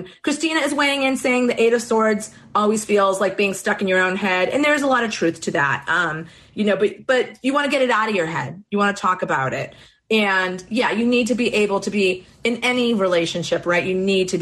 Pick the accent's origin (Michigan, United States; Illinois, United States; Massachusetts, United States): Massachusetts, United States; Boston; you can tell I'm from Boston